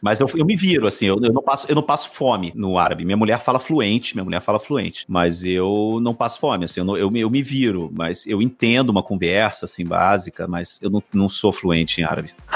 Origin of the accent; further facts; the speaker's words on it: Rio de Janeiro, Brazil; moved away as an adult; also born or lived in interior of Minas Gerais, Brazil; now in Madrid, Spain; Eu, eu nasci no Rio de Janeiro, passei a minha infância no Rio até uns 10 anos. E aí depois meu pai se aposentou, a gente foi morar no interior de Minas. Eu fiquei no interior de Minas dos 10, 18 anos mais ou menos